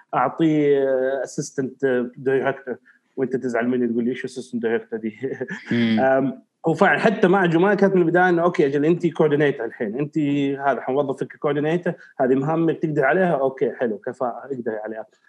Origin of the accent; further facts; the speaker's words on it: Riyadh, Riyadh Province, Saudi Arabia; now in Eastern Province, Saudi Arabia; الرياض تظل مسقط راسي وبلدي الاولى يعني تربيتي ونشاتي كلها في الرياض بس خلاص حاليا الشرقيه خليني هنا